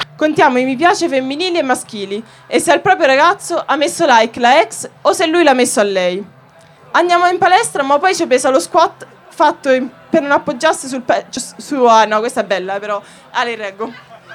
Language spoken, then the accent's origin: Italian; Macerata, Marche, Italy; vengo da Macerata